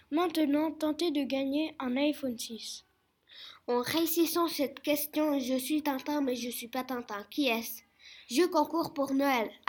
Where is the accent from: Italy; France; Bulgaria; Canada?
France; Je viens de France.